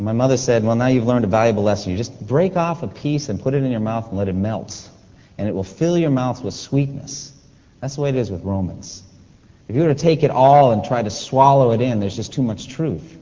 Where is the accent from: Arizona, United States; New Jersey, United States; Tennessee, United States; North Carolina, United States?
North Carolina, United States; We come from North Carolina. It's our home.